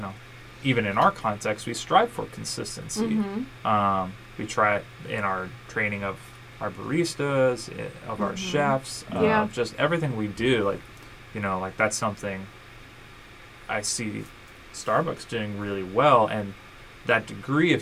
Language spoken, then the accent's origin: English; Omaha, Nebraska, United States; moved away as an adult; also born or lived in Frederick, Colorado; now in Columbus, United States; I was born and raised in Nebraska